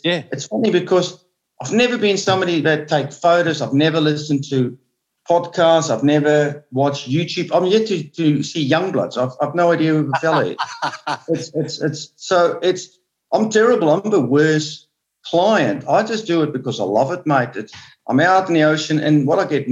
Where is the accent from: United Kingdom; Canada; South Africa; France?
South Africa; Onrus River, Western Cape; as a kid, I grew up in Honoris River